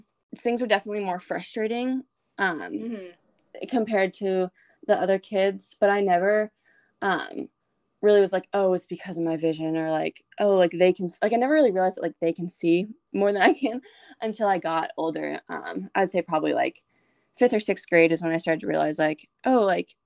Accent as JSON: {"language": "English", "region": "New Hampshire", "country": "United States", "moved": "as an adult", "lives_now": "Nashville, United States", "said": "I'm currently a junior at Lipscomb University in Nashville, Tennessee, but I'm originally from New Hampshire"}